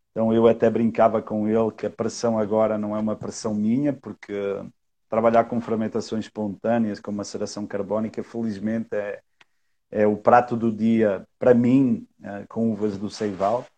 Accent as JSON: {"language": "Portuguese", "country": "Portugal", "moved": "yes", "lives_now": "Brazil", "said": "eu sou português, eu não sou daqui"}